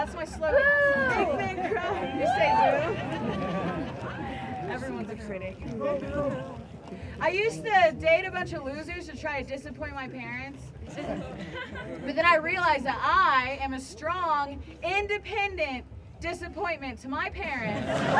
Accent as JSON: {"language": "English", "region": "Ohio", "country": "United States", "tie": "born or raised there", "said": "Actually, I'm from Ohio. If you look at a map, there's nothing west about it, but nobody believes me when I tell them that I'm Middle Eastern. I grew up with lesbian parents in Ohio."}